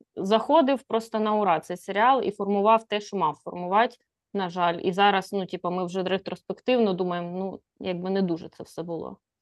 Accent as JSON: {"language": "Ukrainian", "area": "a village near Poltava", "region": "Poltava Oblast", "country": "Ukraine", "tie": "born or raised there", "said": "я ходила в школу в Полтаву, бо е, школа в моєму селі тоді вважалась не дуже ок."}